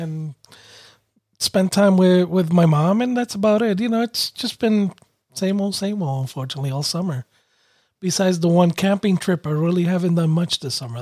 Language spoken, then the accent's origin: English; New York City, New York, United States; moved away as an adult; also born or lived in Connecticut; I was raised in Brooklyn